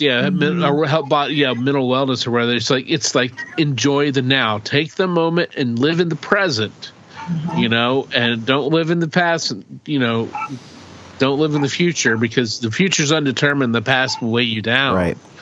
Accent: rural Oklahoma, United States; we grew up in Oklahoma, so you know, in rural Oklahoma, in a mm-hmm. small town

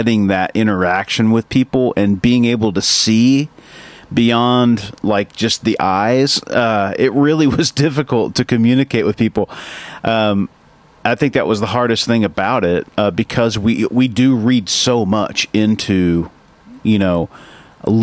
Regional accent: the Bible Belt, United States; we grew up, Adam and I, we're born in 1975, so we grew up in the Bible Belt

